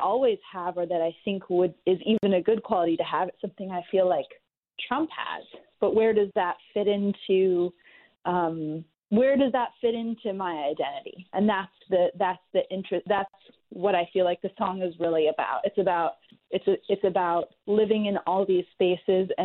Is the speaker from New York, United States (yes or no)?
yes; New York, United States; my own experience growing up in New York